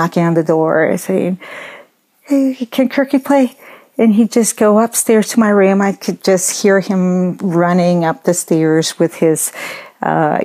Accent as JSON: {"language": "English", "country": "Colombia", "tie": "born or raised there", "moved": "yes"}